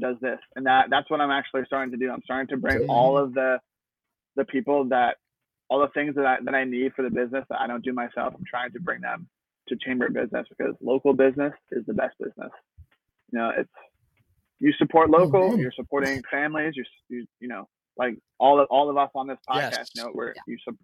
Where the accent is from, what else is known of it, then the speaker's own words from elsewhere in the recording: New Jersey, United States; moved away; I'm originally from New Jersey